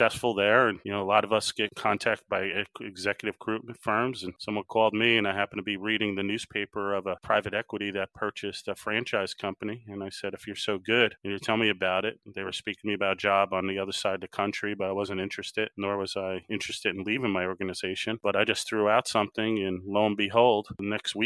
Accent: New Jersey, United States; born or raised there; moved away

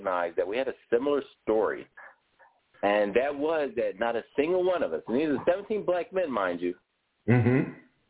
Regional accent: Philadelphia, Pennsylvania, United States; born or raised there

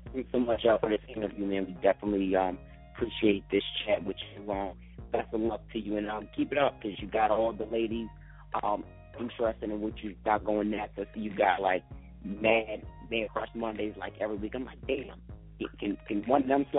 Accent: Delaware, United States; I'm being from Delaware

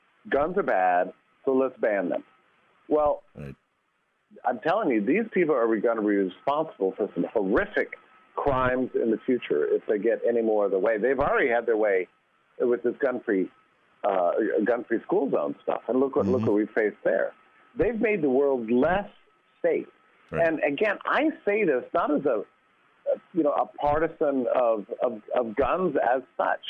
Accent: Texas, United States; I was raised in a gun family, I'm from Texas

